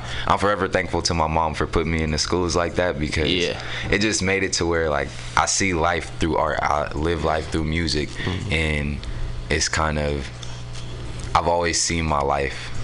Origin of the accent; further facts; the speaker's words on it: San Francisco, California, United States; also born or lived in Oakland; I'm from San Francisco. I was technically born in Oakland, but I was raised out here in San Francisco. I grew up in the Mo.